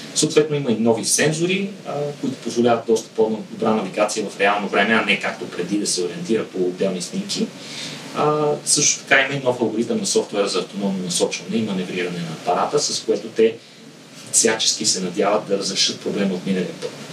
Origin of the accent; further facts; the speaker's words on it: Bulgaria; като българи